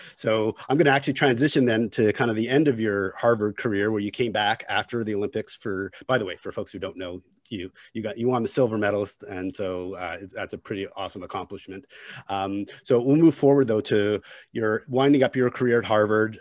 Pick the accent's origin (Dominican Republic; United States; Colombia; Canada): Canada; Montreal, Quebec; I grew up in Montreal.